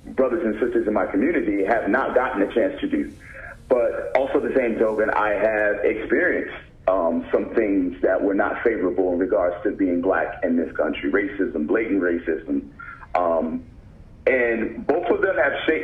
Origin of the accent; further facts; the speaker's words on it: United States; me growing up as a black man in America